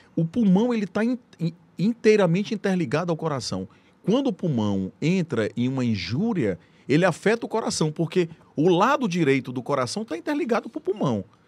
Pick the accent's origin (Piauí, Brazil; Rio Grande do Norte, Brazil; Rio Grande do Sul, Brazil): Piauí, Brazil; Teresina; also born or lived in São Paulo; muito feliz por ser piauiense, por ser teresinense, amo minha terra. Meu sonho sempre foi voltar para Teresina